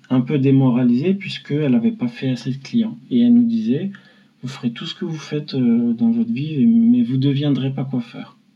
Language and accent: French; Paris, Île-de-France, France; À Porte des Lilas